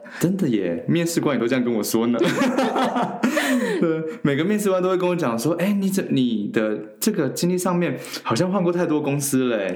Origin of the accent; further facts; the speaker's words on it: China; also born or lived in Taiwan; 我其实从小到大其实是在大陆长大的